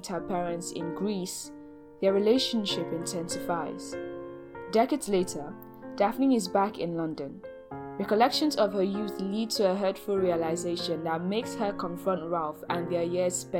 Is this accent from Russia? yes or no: no; Nigeria; As a Nigerian spoken word artist